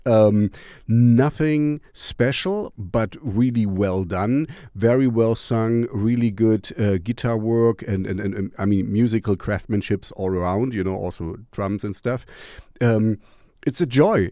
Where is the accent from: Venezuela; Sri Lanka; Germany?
Germany; East Germany; English is a second language; I grew up in East Germany